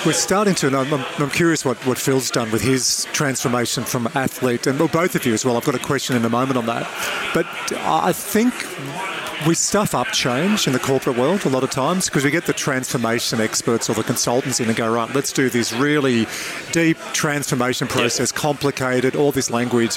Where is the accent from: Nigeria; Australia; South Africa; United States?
Australia; Dubbo, New South Wales; one of my best mates, Mario, I grew up with in Dubbo